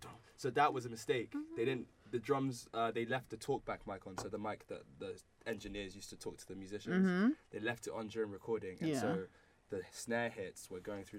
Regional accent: Croydon, London, United Kingdom; also born or lived in Lagos, Nigeria; I'm from Nigeria, but like, yes sir, but I'm from Croydon, but okay. I kind of grew up between Lagos and Croydon

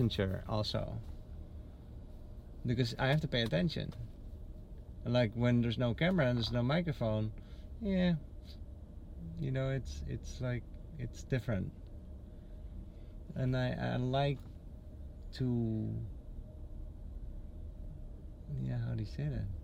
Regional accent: Netherlands; now in Naples, United States; I'm from the Netherlands

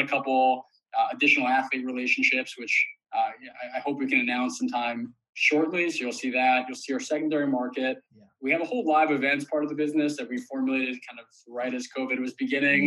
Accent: New York City, New York, United States; I did grow up in New York City. I live here currently.

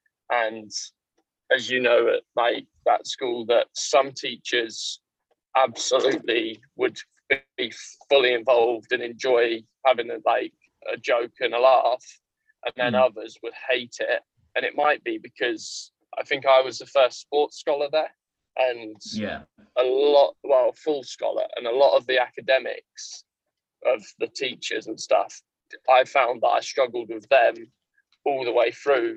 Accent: Yorkshire and the Humber, United Kingdom; accent: Yorkshire; moved away; also born or lived in Kent; I was one of the only Yorkshiremen in the school. So I had my accent was a lot stronger than everyone else's

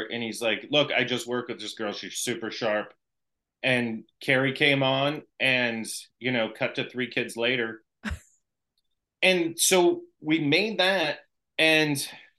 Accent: Arlington, Massachusetts, United States; also born or lived in Berkeley, California / Los Angeles; now in Stoneham, United States; growing up in Arlington, you know, I grew up on the counter with my mom.

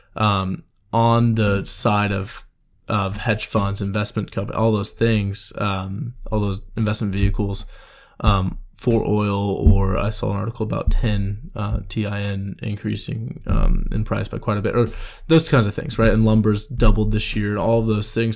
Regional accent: Houston, Texas, United States; I'm from Houston

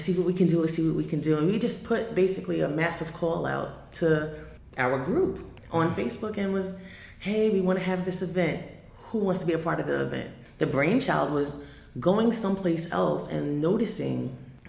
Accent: Long Island, New York, United States; I am a person from Long Island

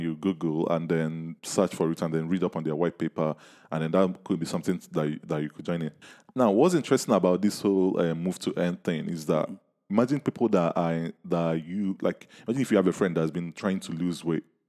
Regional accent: Nigeria; I'm from Nigeria

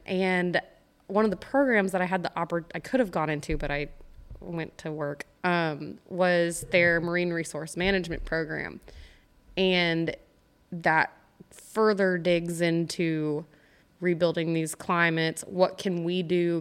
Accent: Santa Fe, Texas, United States; also born or lived in Midland, Texas; I grew up in Santa Fe, Texas, over by Galveston

